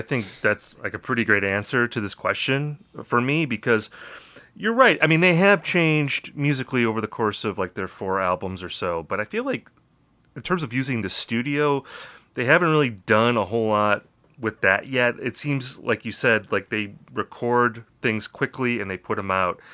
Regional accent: Appleton, Wisconsin, United States; I'm from Appleton, Wisconsin

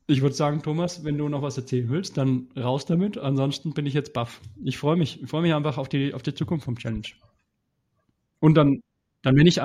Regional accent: Teuschnitz, Bavaria, Germany; also ich komme aus Teuschnitz. Ungefähr. Also Franken ist ja groß, das ist das Problem. Franken ist ja größer als Bayern eigentlich.

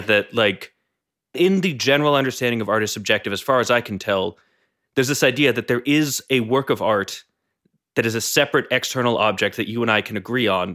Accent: New England, United States; I come from New England, which is a fairly northeastern part of the United States.

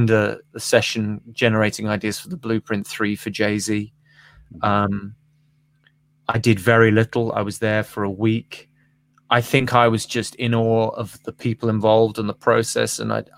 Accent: Birmingham, West Midlands, United Kingdom; also born or lived in Los Angeles; now in London, United Kingdom; I'm a boy from Birmingham

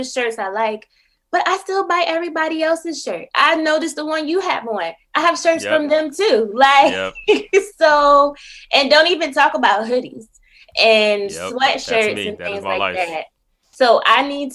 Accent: Buffalo, New York, United States; moved away as an adult; also born or lived in Syracuse, New York / Washington, District of Columbia, United States / Prince George's County, Maryland; now in Philadelphia, United States; I'm originally from Buffalo, New York

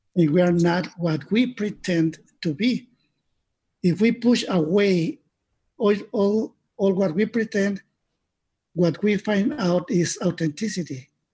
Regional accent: Mexico; I was born in Mexico

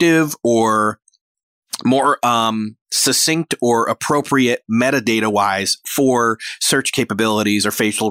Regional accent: Rochester, New York, United States; moved away; that's only like an hour and a half from my hometown of Rochester, New York, back home in New York

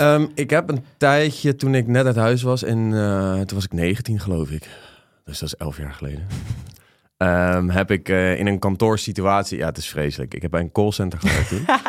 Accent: The Hague, South Holland, Netherlands; Hoor mij nou, als Hagenees

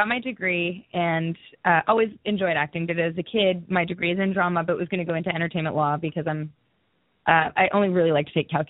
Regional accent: Newmarket, Ontario, Canada; I'm from a small town, like an hour north of Toronto. It's called Newmarket.

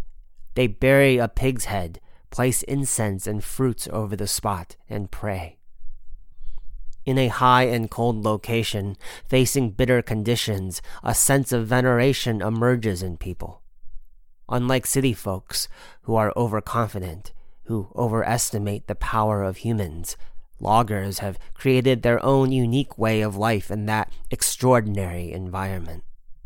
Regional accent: Heilongjiang, China; People say that the best Wuchang rice grows in water from the Lalin River and black earth from Changbai Mountain. That was the soil in which I also grew up.

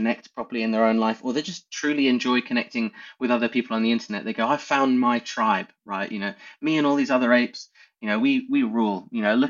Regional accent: England, United Kingdom; because we're English and we won.

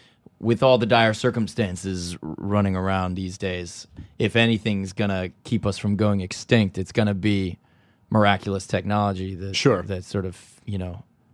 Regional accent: California, United States; I'm from California.

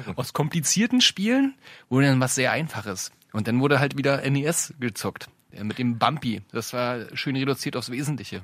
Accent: Brandenburg, Germany; mit Anfang der 80er geboren, äh, im schönen Brandenburg

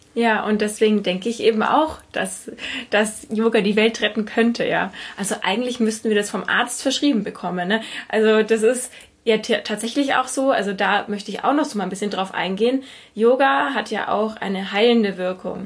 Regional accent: Germany; ich als Deutsche

